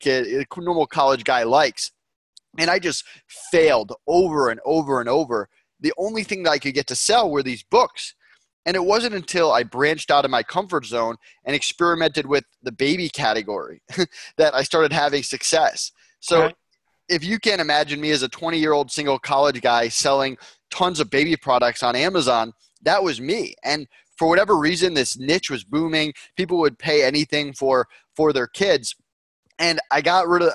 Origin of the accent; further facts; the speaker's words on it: Longmeadow, Massachusetts, United States; I grew up in Longmeadow, Massachusetts, Western Mass